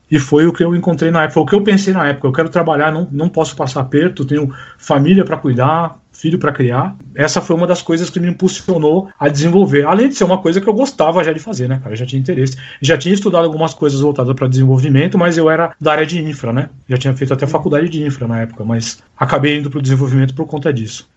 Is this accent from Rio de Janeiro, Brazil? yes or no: no; ABC, São Paulo, Brazil; a gente é do ABC